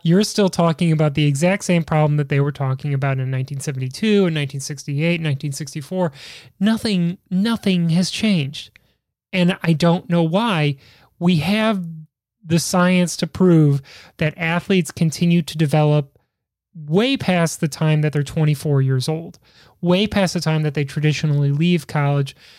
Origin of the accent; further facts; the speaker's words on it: Midwest, United States; Growing up in the Midwest